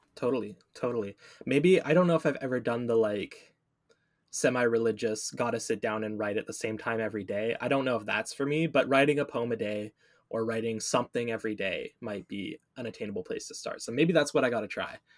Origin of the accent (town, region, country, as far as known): Canada